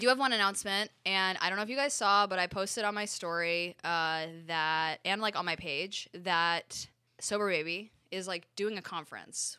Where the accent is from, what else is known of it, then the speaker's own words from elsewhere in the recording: Connecticut, United States; I grew up in Connecticut